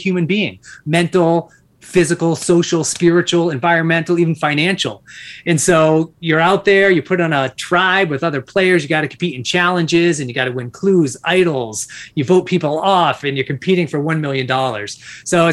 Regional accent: Massachusetts, United States; born and raised in Massachusetts

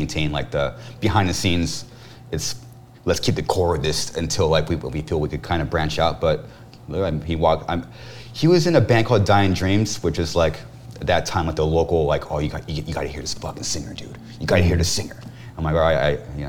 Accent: Corona, California, United States; people say that we're from Riverside, but we're actually from Corona

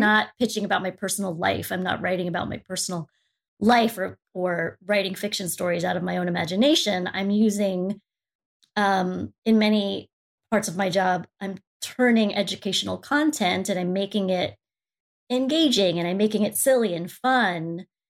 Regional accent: United States; I'm Asian, I'm Filipino American

